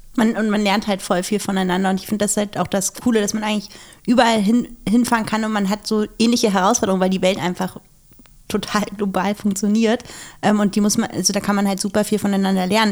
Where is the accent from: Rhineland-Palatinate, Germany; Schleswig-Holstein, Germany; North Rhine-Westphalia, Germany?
Schleswig-Holstein, Germany; ich komme ja aus Schleswig-Holstein.